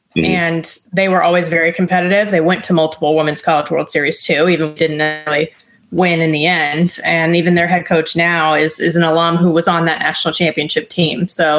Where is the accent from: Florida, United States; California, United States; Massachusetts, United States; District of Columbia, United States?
California, United States; Southern; moved away as an adult; I'm from Southern California